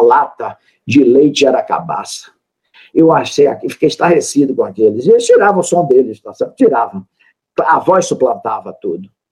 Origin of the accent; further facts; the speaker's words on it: Salvador, Bahia, Brazil; Eu sou da Bahia, da terra da felicidade, de Salvador